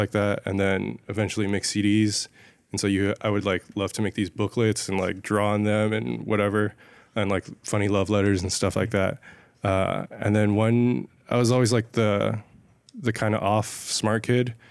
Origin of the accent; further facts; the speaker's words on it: San Ysidro, California, United States; now in Los Angeles, United States; I grew up in San Ysidro, which is, like, right on the border of Mexico and California